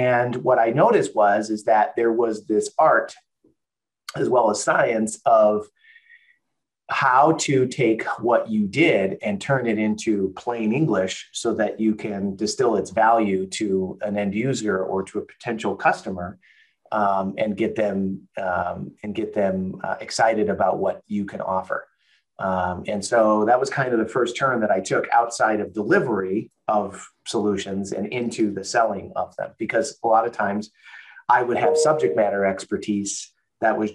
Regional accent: Chicago, Illinois, United States; moved away as an adult; now in Tennessee, United States; I'm from Chicago originally. I live in Tennessee now.

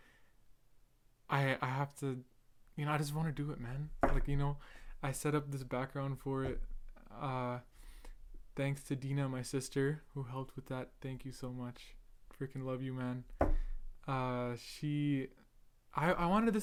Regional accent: Edmonton, Alberta, Canada; I'm Canadian. I was born in Edmonton, Alberta

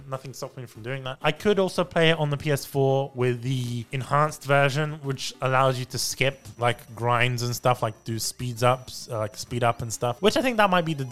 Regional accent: United Kingdom; accent: British; my British accent.

